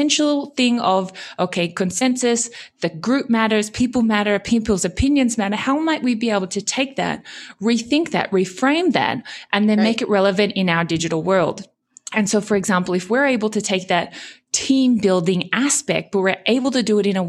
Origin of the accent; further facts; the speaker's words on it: Australia; accent: German twang; also born or lived in Japan / Germany; So I'm originally Australian. But I did spend a lot of kind of my university years kind of growing up in Japan. And then I spent 8 years in Germany.